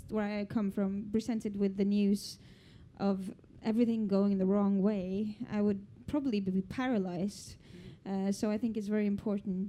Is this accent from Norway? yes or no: yes; Norway; I come from Norway, you know, our biggest income is oil and gas